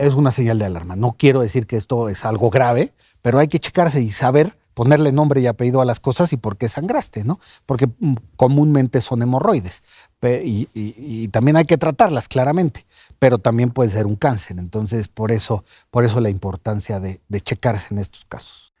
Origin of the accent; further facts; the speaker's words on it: Mexico; el mexicano somos muy así